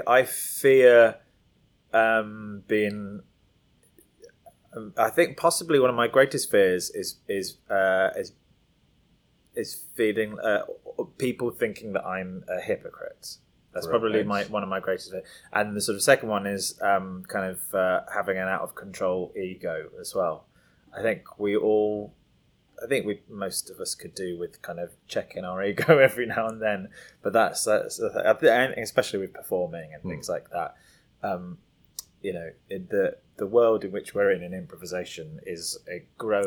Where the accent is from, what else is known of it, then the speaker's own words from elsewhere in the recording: United Kingdom; also born or lived in London; I'm British